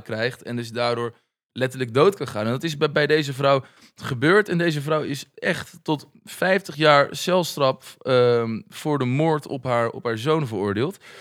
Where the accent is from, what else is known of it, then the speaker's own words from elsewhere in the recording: Noordwijk, South Holland, Netherlands; also born or lived in Leiden; ik dan uit Noordwijk. Eh, een jongen uit de Bollestreek.